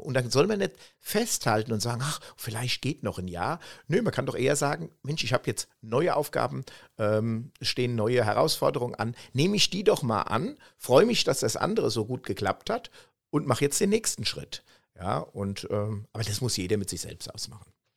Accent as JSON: {"language": "German", "country": "Germany", "said": "so sind wir Deutsche"}